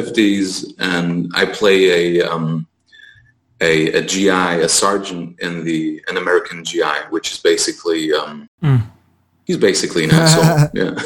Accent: Heidelberg, Baden-Württemberg, Germany; my hometown in Heidelberg

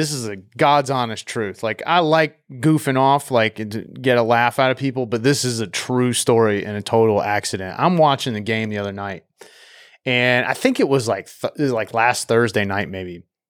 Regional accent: North Carolina, United States; Growing up in North Carolina, man, pretty much everybody's a Braves fan.

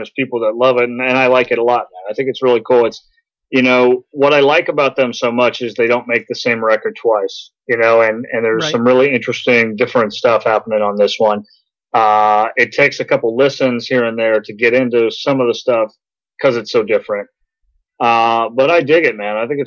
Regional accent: Kentucky, United States; I grew up down in Kentucky

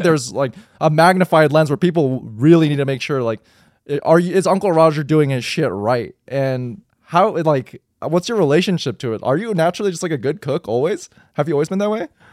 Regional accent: United States; growing up in America

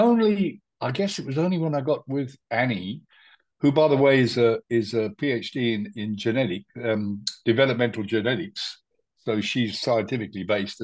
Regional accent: India; now in Spain; I was born in India.

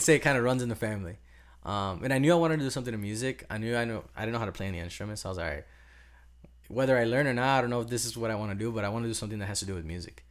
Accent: Cicero, Illinois, United States; moved away as an adult; also born or lived in Berwyn; now in Miami, United States; I was basically raised in Cicero

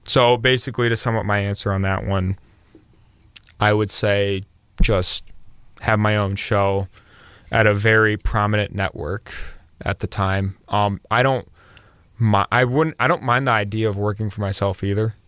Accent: Akron, Ohio, United States

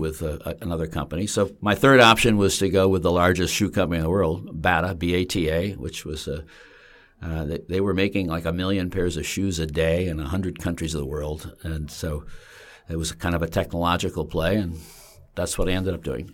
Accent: Bolton Landing, New York, United States; I grew up, uh, in the mountains, uh, in a spectacularly beautiful place

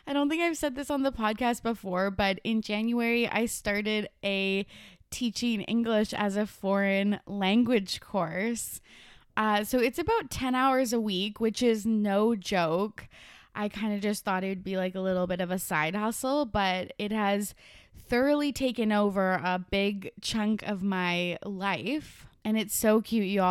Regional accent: Canada; every single city is a small town. Like even our biggest ones

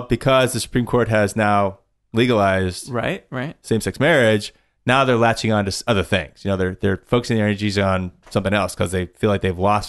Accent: Dallas, Texas, United States; also born or lived in Kentucky; I grew up in Dallas. Oh, I mean, Dallas. I started first grade in Texas.

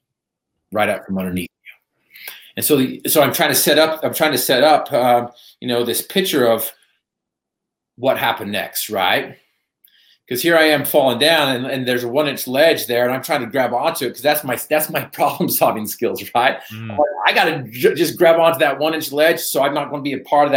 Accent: Northern Utah, United States; I was from Northern Utah

